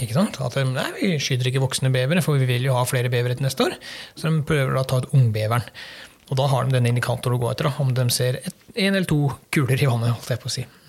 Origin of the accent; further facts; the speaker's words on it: Sørlandet, Southern Norway, Norway; now in Western Norway, Norway; for min del så har jeg vokst opp eh, nede på Sørlandet, bodde der i mange år. jeg flytta fra Østlandet til Sørlandet før jeg flytta opp til Vestlandet